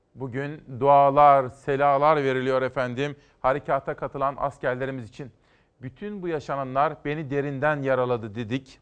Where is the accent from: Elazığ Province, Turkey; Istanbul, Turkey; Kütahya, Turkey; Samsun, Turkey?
Kütahya, Turkey; Kütahya, benim memleketim.